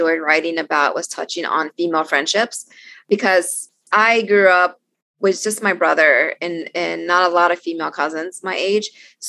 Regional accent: Austin, Texas, United States; I will say that I really enjoy my hometown bookstore in Austin, Texas, Book People.

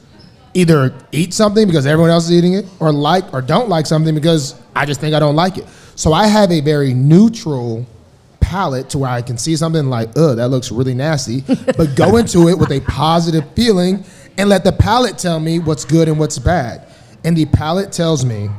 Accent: the South, United States; I'm from the South

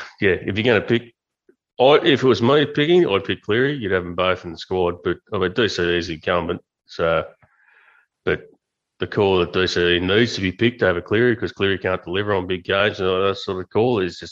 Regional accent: Australia; As an Australian support

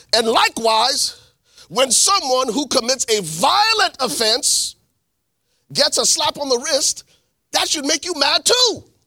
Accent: Liberia; now in United States; I'm from Liberia. I've lived here in the States for twenty, twenty, ninety-three, twenty-six years

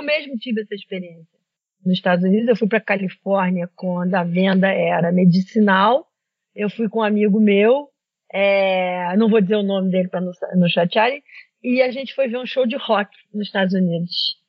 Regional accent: Brazil; como brasileiros

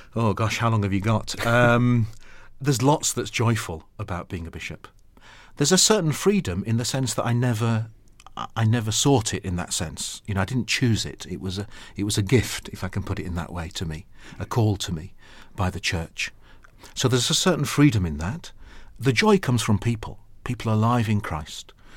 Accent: Sheffield, Yorkshire and the Humber, United Kingdom; moved away as an adult; now in London, United Kingdom; I'm from Yorkshire

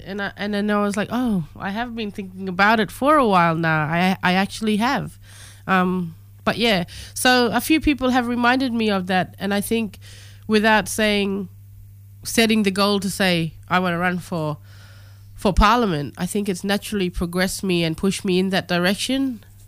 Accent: the Kimberley, Western Australia, Australia; my lived experience growing up in the Kimberley

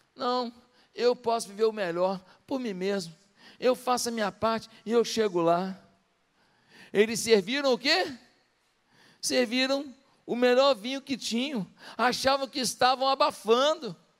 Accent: Rio de Janeiro, Brazil; eu fui criado em Marechal.

